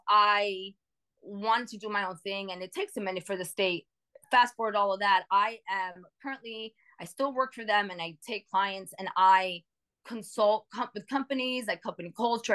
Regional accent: New York City, New York, United States; moved away as an adult; now in Phoenix, United States; So I live in Phoenix, but I'm from New York.

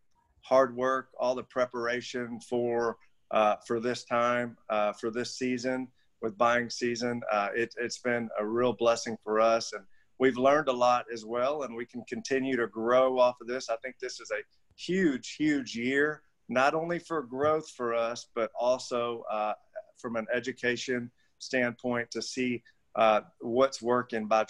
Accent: United States; being an American

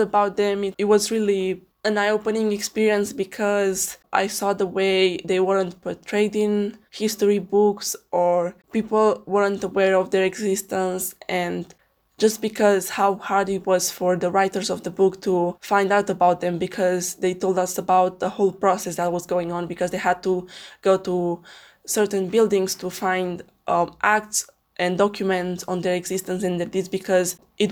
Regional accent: Alba Iulia, Alba County, Romania; I live in Alba Iulia, Romania, a quite small town with 40,000 people.

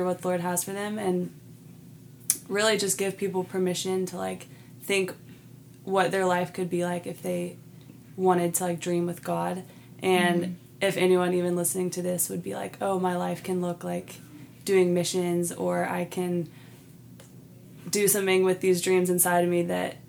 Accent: Georgia, United States; moved away as an adult; now in Kona, United States; I'm from Georgia

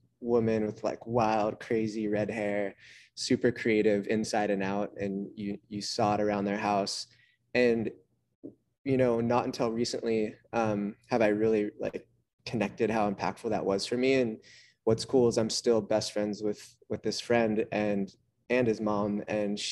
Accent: Santa Cruz, California, United States; born or raised there

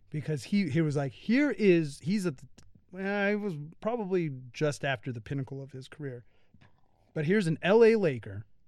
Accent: United States; being an American

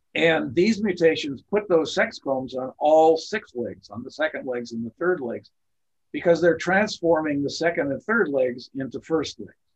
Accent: Burbank, California, United States; I grew up in Burbank, California

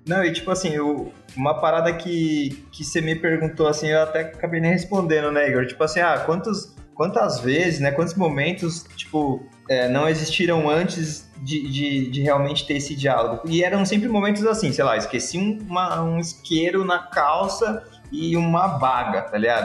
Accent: Osasco, São Paulo, Brazil; Eu sou japonês descendente de japonês, e que morou em Osasco.

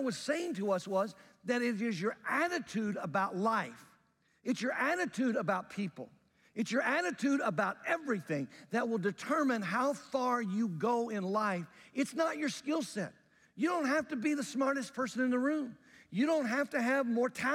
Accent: Jackson, Mississippi, United States; When I was a young guy, growing up in Mississippi

